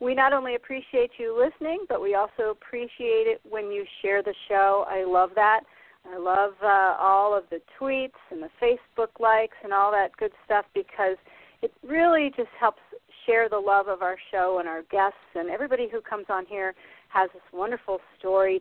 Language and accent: English; Davenport, Iowa, United States; now in Maine, United States; I'm from the Midwest, too. I was raised in Iowa, in the Quad Cities